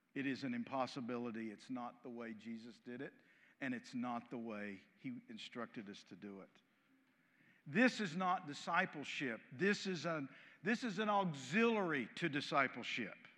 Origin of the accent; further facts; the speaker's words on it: United States; I'm as American as any of you.